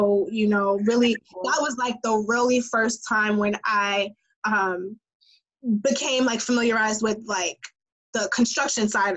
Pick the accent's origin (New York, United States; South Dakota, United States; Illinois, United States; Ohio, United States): New York, United States; New York City; as a New Yorker